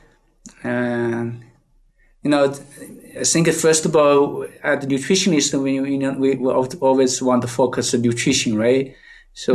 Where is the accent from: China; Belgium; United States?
China; English is a second language; moved away as an adult; now in Canada; I came from China, I read most time I read the books in the Chinese books. And after I go to the Canada